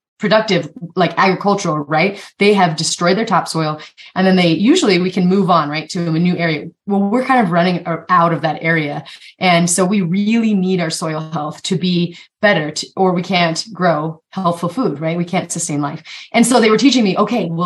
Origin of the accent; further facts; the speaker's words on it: Eastern Montana, United States; I grew up in Eastern Montana